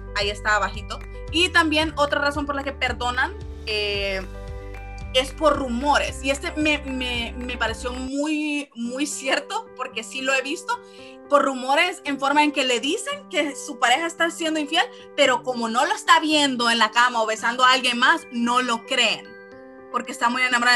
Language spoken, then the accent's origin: Spanish; San Pedro Sula, Cortés, Honduras; somos de San Pedro Sula